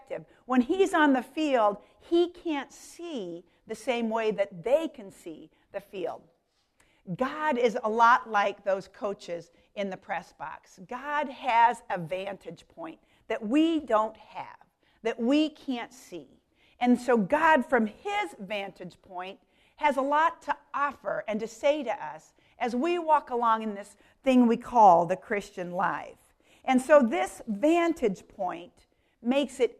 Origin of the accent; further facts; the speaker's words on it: Denver, Colorado, United States; I grew up in Denver, Colorado